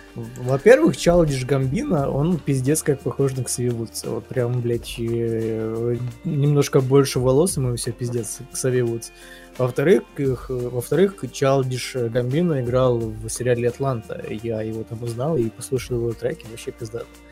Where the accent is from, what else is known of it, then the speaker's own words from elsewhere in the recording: Ukraine; я украинец